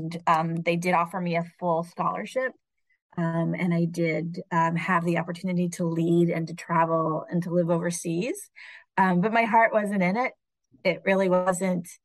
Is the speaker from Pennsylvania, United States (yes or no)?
no; Indiana, United States; now in Virginia Beach, United States; I'm from Indiana